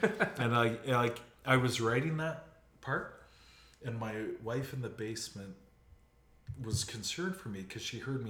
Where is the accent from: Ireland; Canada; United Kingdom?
Canada; as was my right as a Canadian mm-hmm. citizen.